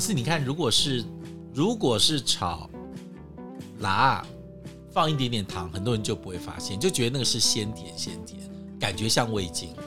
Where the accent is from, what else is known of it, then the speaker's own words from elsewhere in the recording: Taipei, Taiwan; 我们台北人